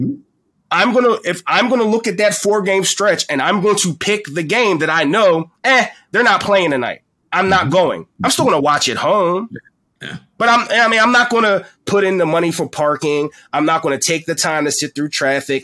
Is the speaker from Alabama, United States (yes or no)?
no; Philadelphia, Pennsylvania, United States; I'm from Philadelphia.